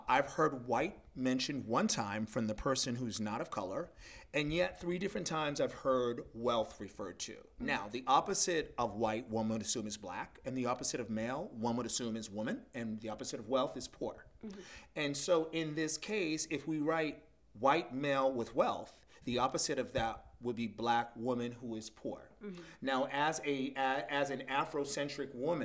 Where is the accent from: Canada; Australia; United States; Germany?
United States; Massachusetts; moved away; originally I'm from Massachusetts, which is a New England state